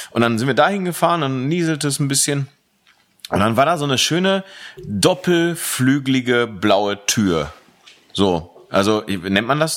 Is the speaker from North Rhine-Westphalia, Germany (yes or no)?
yes; Aachen, North Rhine-Westphalia, Germany; in meine alte Heimat gefahren, in das alte Heimatdorf, in dem ich früher gewohnt habe, nämlich Aachen Connelly Münster